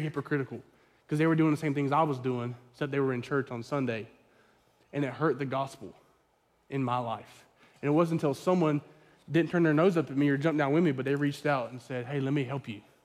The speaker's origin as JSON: {"language": "English", "region": "the Bible Belt", "country": "United States", "tie": "born or raised there", "said": "I grew up in the Bible Belt"}